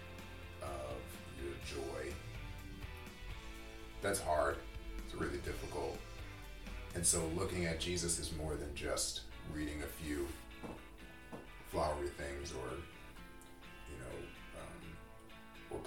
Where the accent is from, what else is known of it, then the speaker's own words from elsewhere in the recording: United States; as American Christians